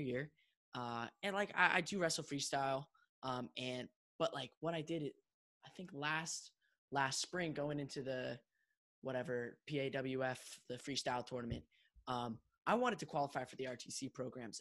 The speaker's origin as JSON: {"language": "English", "town": "State College", "region": "Pennsylvania", "country": "United States", "tie": "born or raised there", "also_born_or_lived": "Chicago"}